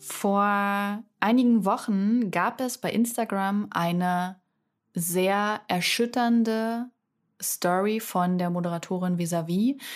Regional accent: Salzwedel, Saxony-Anhalt, Germany; moved away; ich komme auch aus dem aus dem Osten und bin in einer Kleinstadt aufgewachsen in Salzwedel.

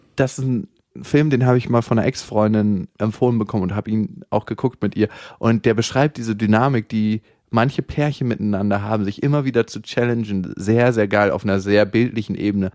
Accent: Germany; accent: German; mit meinem deutschen Akzent.

